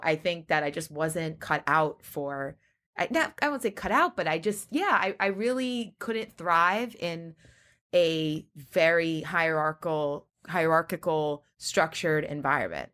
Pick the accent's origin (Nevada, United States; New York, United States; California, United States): New York, United States; Great Neck; I'm from Long Island, Great Neck